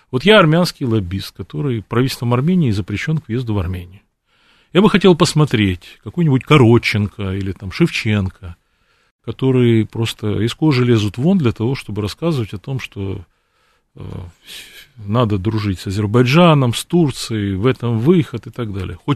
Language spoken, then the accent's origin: Russian; Batumi, Adjara, Georgia; born there; Я русское лицо кавказской национальности. Родился в Батуми. Все мои предки русские, донские казаки